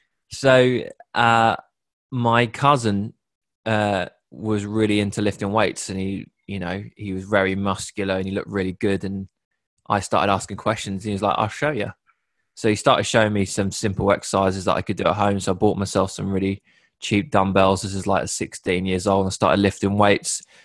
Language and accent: English; Sudbury, East of England, United Kingdom; also born or lived in Bury St Edmunds / Hertfordshire; I grew up in a place called Sudbury, which is a small town in Suffolk